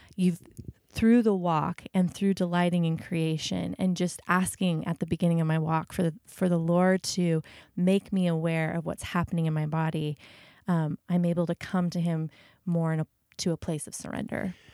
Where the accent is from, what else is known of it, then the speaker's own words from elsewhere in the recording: United States; as an American